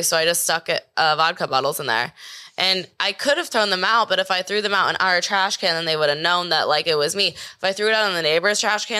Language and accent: English; Manhattan Beach, California, United States; Manhattan Beach in LA. It's like Los Angeles County.